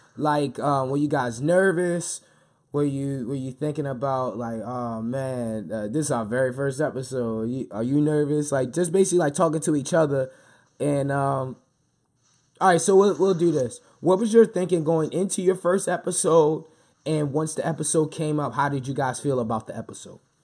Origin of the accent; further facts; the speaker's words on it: Baltimore, Maryland, United States; me being born and raised in Baltimore